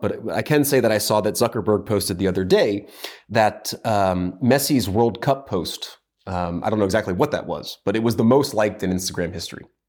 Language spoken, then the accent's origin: English; United States; As an American